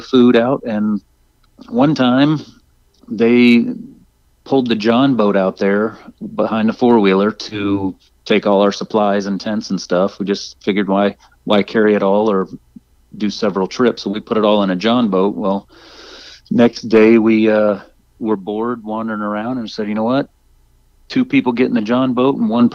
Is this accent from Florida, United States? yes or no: yes; Arcadia, Florida, United States; my hometown, Arcadia, Florida, which not many people have heard